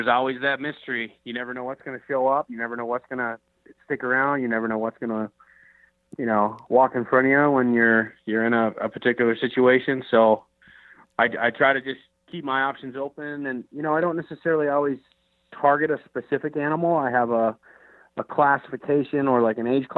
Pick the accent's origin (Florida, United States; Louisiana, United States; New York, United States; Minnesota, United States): Minnesota, United States; I grew up in the Midwest in Minnesota